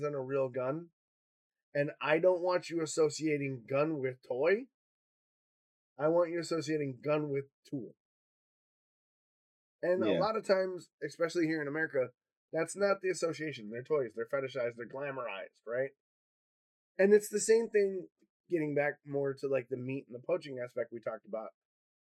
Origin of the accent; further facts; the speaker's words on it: Michigan, United States; now in Wisconsin, United States; I grew up in Michigan and here in Wisconsin.